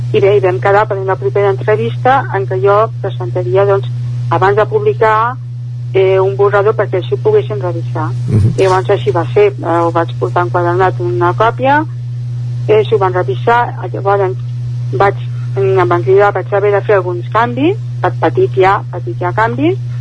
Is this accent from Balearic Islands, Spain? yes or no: no; Barcelona, Catalonia, Spain; moved away as an adult; now in Caldes de Montbui, Spain; jo soc nascuda a Barcelona, concretament al barri de Sants, però porto a Caldes des de l'any 1991